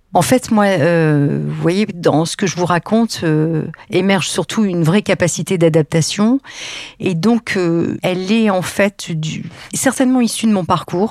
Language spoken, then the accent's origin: French; Lille, Hauts-de-France, France; moved away as an adult; also born or lived in Paris; moi, j'étais provinciale, lilloise d'origine